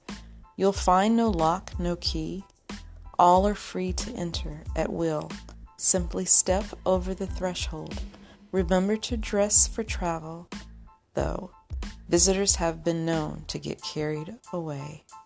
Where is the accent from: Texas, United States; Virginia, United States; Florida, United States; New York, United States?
New York, United States; Rochester; when I was a kid, my big sister took me to the Capitol Theater in my hometown of Rochester, New York.